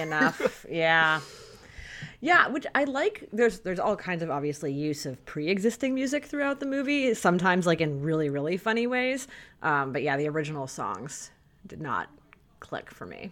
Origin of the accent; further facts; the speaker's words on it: United States; growing up in America in the 20th century.